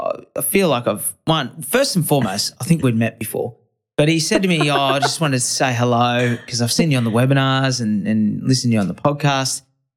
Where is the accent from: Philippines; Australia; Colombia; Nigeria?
Australia; Brisbane, Queensland; I'm from Brisbane, right? Brisbane's the biggest council in the Southern Hemisphere by amount of residents and constituents. And as a result, every suburb's like identical, right?